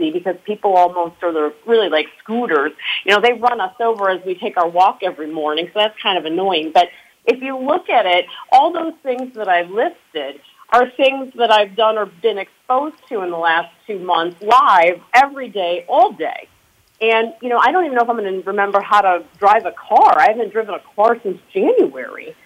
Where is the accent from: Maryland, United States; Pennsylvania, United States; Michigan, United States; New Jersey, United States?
Michigan, United States; moved away as an adult; also born or lived in New York / Connecticut / Chicago; I am a girl from Michigan that relocated to New York and Connecticut probably about 10 years ago.